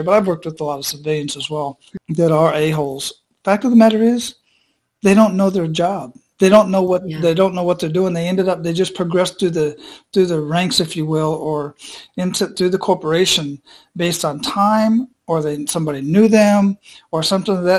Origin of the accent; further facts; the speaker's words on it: Phoenix, Arizona, United States; moved away as an adult; now in Tampa, United States; I was born and raised in Phoenix